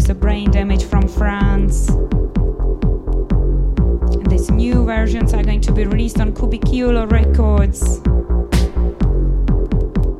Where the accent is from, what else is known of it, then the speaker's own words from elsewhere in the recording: Czechia; my home country, from the Czech Republic